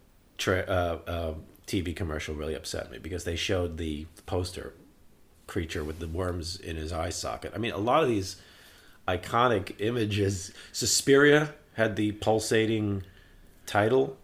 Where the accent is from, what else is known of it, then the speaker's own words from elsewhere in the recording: New York City, New York, United States; also born or lived in Staten Island; we moved from Brooklyn to Staten Island